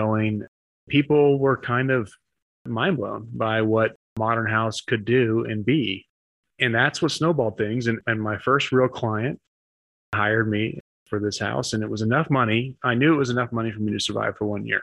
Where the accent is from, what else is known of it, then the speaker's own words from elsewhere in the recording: Midwest, United States; moved away as an adult; also born or lived in New York City; I was from the Midwest